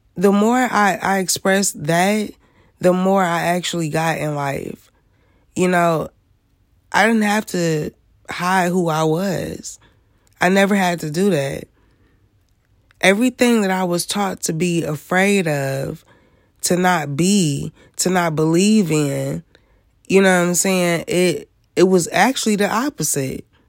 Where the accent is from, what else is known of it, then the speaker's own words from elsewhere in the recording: Michigan, United States; I am from Michigan